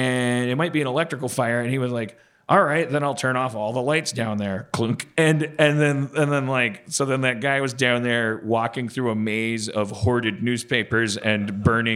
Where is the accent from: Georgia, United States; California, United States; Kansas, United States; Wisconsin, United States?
Wisconsin, United States; I'm from Wisconsin